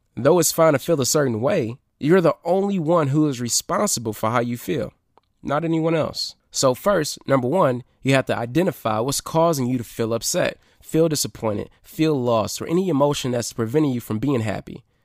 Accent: Detroit, Michigan, United States; here in Detroit, my hometown, my city

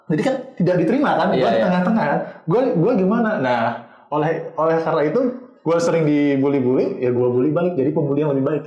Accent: Surabaya, East Java, Indonesia; kita uh, eh, se uh, sebagai orang Surabaya gitu hmm. ngomong bahasa Jawa.

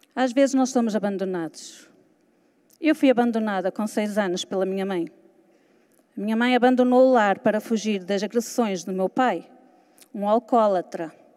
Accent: Portugal; also born or lived in Lisbon; Sou de Portugal.

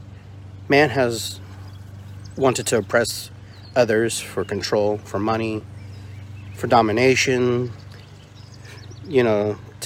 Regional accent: Peru; moved away; I'm from Peru and I have Indian in my blood

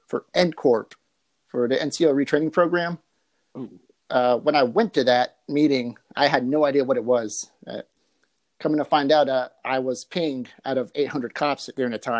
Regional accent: Silverdale, Washington, United States; now in California, United States; I'm from Silverdale, Washington, about an hour west of Seattle. Now I'm currently here in California.

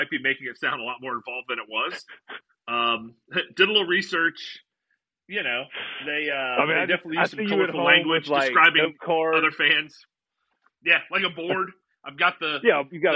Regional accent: Wisconsin, United States; I grew up in Wisconsin. I grew up with the Packers

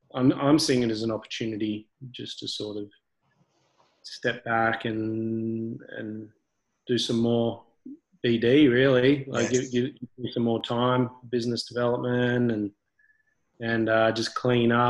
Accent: Brisbane, Queensland, Australia; also born or lived in Gold Coast; I grew up here, and grew up between Gold Coast and Brisbane.

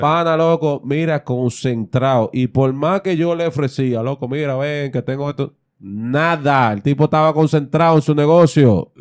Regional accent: Dominican Republic; somos dominicanos

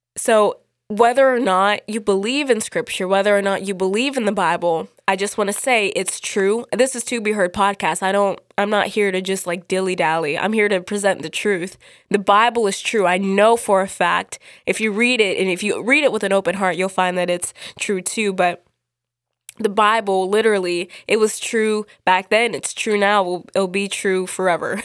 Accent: United States; I'm from America

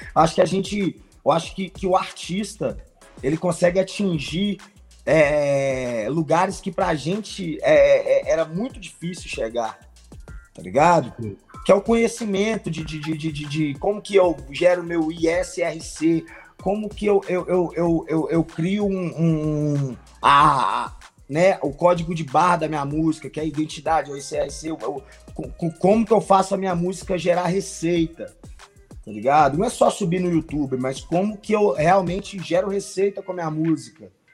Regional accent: Santa Luzia, Minas Gerais, Brazil; eu sou de Santa Luzia

